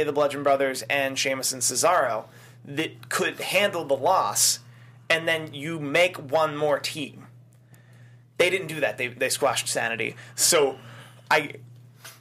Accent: Philadelphia, Pennsylvania, United States; my hometown

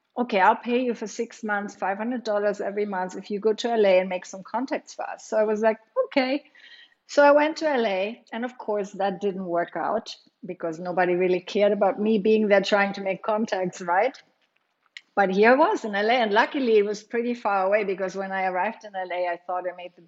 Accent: Germany; moved away; I grew up in Germany

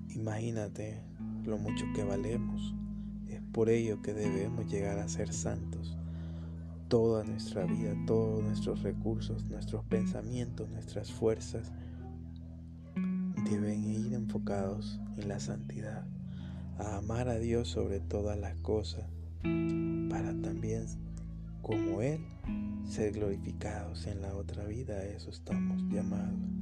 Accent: San Salvador, El Salvador; soy eh, salvadoreño, eh, justo de San Salvador

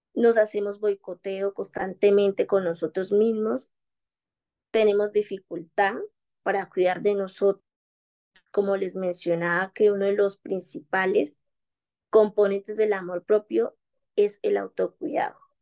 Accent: Quibdó, Chocó, Colombia; soy de Colombia, de una región muy bellísima del Pacífico colombiano, desde Quito, Chocó

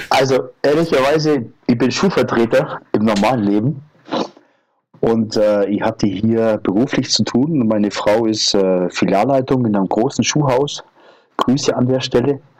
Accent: Bavaria, Germany; südlichsten Ort Deutschlands und äh, äh, als Bayer wächst man ja mit, entweder mit Kufen oder auf Skiern auf. Ich bin mit beidem groß geworden

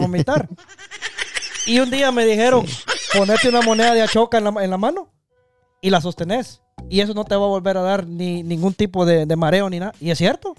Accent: Guatemala; nosotros somos chapines

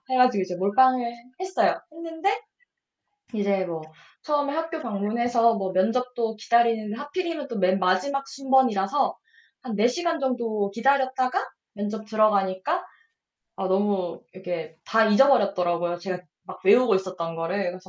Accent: Ulsan, South Korea; 저는 울산 사람이니까 반에 음. 두산 팬이 되게 많았, 어요

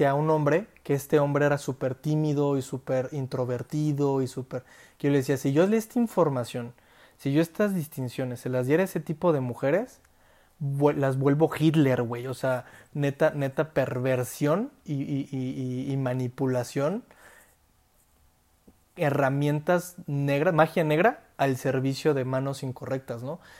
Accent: Mexico; yo como hombre, si salgo a la calle, la violencia que yo percibo como individuo, como mexicano

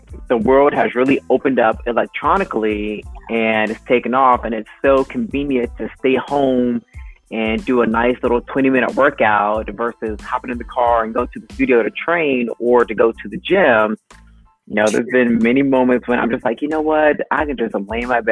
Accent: Jacksonville, Florida, United States; moved away as an adult; also born or lived in Hawaii / Washington State; my hometown in Jacksonville

